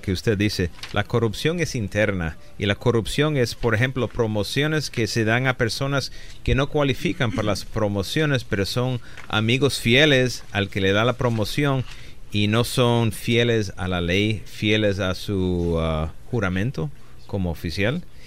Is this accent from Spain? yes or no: no; Aguadilla, Puerto Rico; moved away as an adult; also born or lived in Chicago / Rochester, New York / New York City; now in Los Angeles, United States; nací en Chicago, me crié en Rochester, Nueva York. Un año en la ciudad de Nueva York y los últimos 11 años de joven Ah, de los 9 a los 20 en la isla de Puerto Rico, en el pueblecito de Aguadilla, Puerto Rico